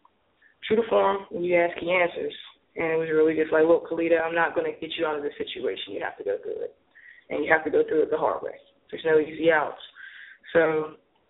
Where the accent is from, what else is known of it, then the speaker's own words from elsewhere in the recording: Pittsburgh, Pennsylvania, United States; moved away as an adult; now in Atlanta, United States; I'm originally from Pittsburgh, moved to Atlanta in 06.